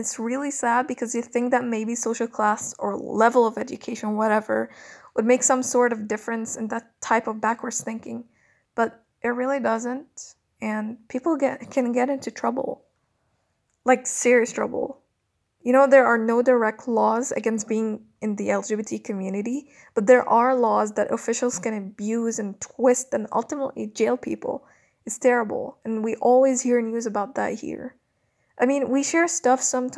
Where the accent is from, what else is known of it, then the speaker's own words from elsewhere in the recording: Cairo, Cairo Governorate, Egypt; I'm a 22-year-old lesbian born and raised in Cairo, Egypt.